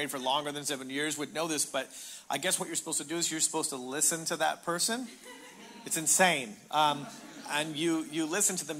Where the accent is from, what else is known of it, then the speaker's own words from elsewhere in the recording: Canada; now in Cathedral City, United States; I'm Canadian. My wife is Australian, and we live in Cathedral City in essentially Palm Springs